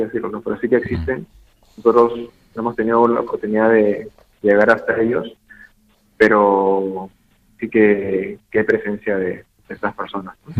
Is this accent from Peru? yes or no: yes; Peru; como peruano